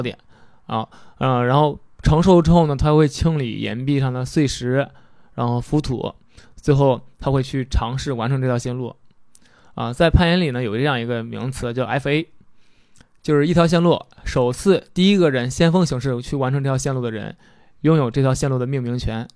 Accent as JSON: {"language": "Chinese", "region": "Henan", "country": "China", "tie": "born or raised there", "said": "我家是河南的嘛"}